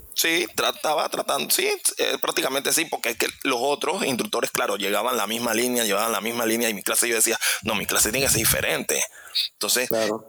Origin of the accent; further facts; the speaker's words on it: Panama City, Panama; yo vengo de, de Parque Lefebvre, es un, un, lugar, es un barrio, realmente es un barrio